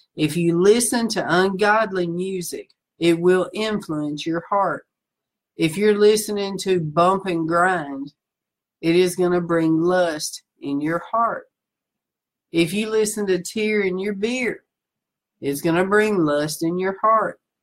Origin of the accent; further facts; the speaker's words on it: the South, United States; moved away as an adult; I'm from the South